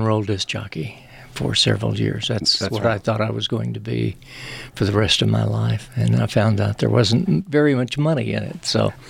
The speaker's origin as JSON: {"language": "English", "town": "Center", "region": "Texas", "country": "United States", "tie": "born or raised there", "also_born_or_lived": "Carthage, Texas", "accent": "East Texas", "said": "I grew up in Deep East Texas and born in Carthage and grew up in Center, which is about 15 miles from Louisiana."}